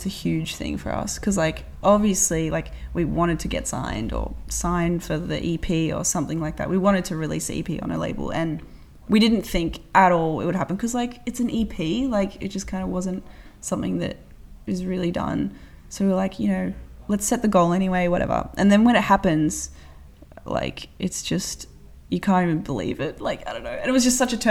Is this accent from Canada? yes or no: no; Australia